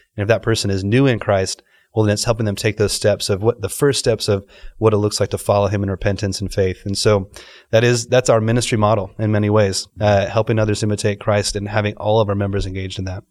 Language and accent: English; Dallas, Texas, United States; moved away as an adult; also born or lived in Los Angeles / Delhi, India; now in Dubai, United Arab Emirates; born in Los Angeles, grew up in Dallas